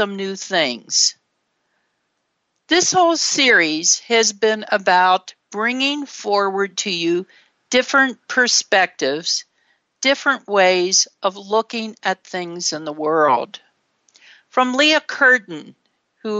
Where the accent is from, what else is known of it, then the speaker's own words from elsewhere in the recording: Ohio, United States; a white middle-class child growing up in Ohio